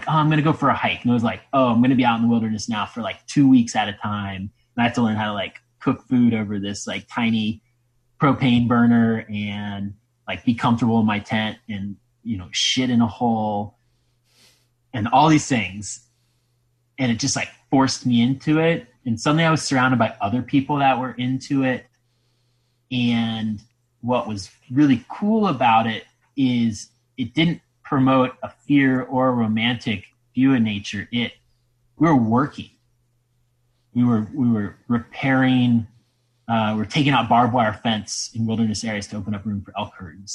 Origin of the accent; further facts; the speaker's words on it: Ohio, United States; I'm from Ohio